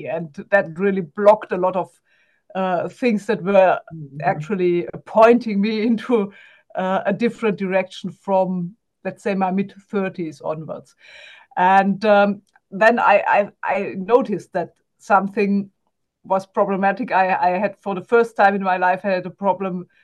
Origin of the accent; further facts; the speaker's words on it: Germany; accent: German; English is a second language; I'm also German, as you can hear from my accent.